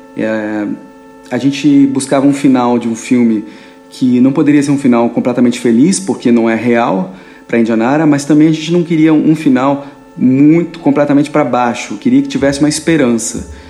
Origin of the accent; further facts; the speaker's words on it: Brasília, Federal District, Brazil; sou de Brasília